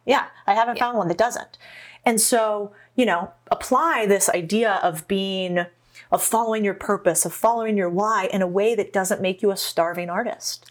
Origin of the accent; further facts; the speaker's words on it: Arizona, United States; I grew up in Arizona